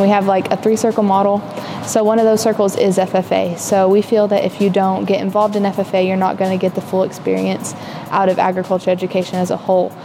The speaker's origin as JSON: {"language": "English", "town": "Valley Springs", "region": "Arkansas", "country": "United States", "said": "I am from Valley Springs, Arkansas"}